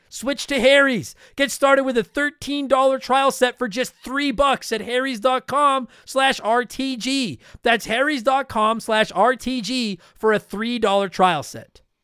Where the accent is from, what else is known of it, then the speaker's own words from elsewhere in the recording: Canada; I am a Canadian